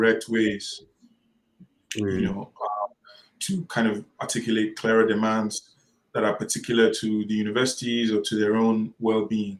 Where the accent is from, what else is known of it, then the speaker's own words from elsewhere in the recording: Nigeria; a Nigerian academic myself